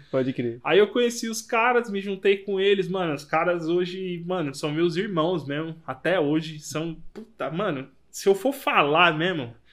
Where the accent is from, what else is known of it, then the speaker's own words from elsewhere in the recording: Brazil; Eu saí, velho, do, do mundo aí, do cu do mundo, da Zona Leste lá